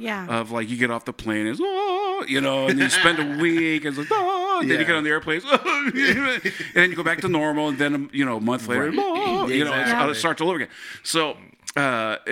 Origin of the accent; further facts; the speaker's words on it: San Francisco, California, United States; moved away as an adult; now in New England, United States; spent the bulk of my childhood in and around San Francisco.